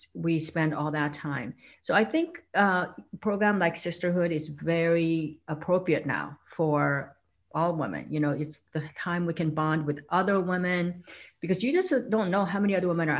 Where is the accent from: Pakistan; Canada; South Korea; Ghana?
South Korea; moved away; I grew up in South Korea where women were supposed to be kind of quiet.